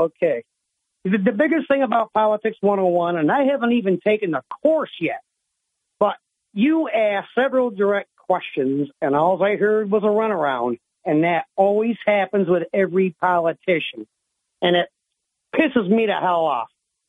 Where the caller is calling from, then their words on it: Owego, New York, United States; from Owego